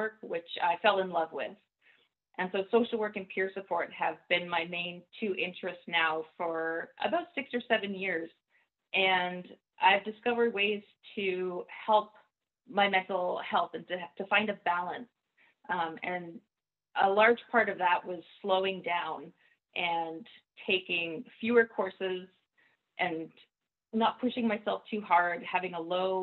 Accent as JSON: {"language": "English", "region": "Nova Scotia", "country": "Canada", "tie": "born or raised there", "moved": "as an adult", "lives_now": "Vancouver, Canada", "said": "I grew up in Nova Scotia"}